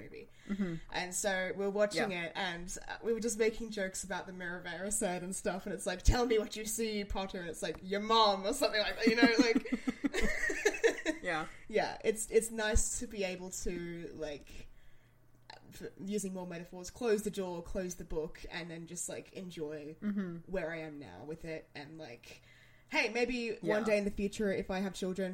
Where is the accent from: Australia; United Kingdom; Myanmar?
Australia; as a child growing up in Australia